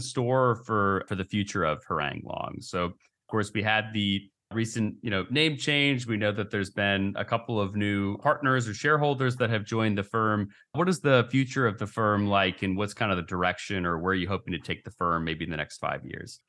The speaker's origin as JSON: {"language": "English", "region": "Oregon", "country": "United States", "said": "I'm from Oregon"}